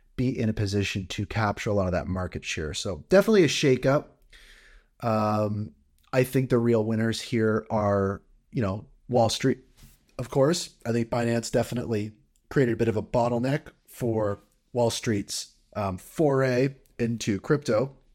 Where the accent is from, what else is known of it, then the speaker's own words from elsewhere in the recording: Canada; as a Canadian